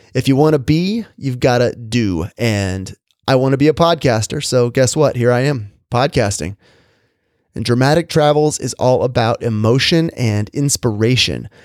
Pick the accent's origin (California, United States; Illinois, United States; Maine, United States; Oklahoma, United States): California, United States; Orange County, Southern; I grew up in Southern California, in the suburbs of Orange County